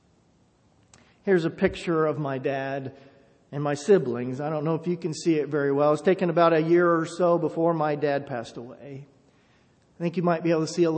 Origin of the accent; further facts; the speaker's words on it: Enon, Ohio, United States; moved away; growing up in a small town, growing up in Enon